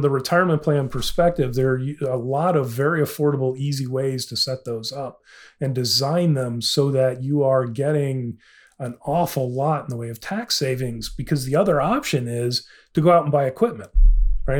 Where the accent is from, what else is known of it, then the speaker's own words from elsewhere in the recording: Illinois, United States; I'm from Illinois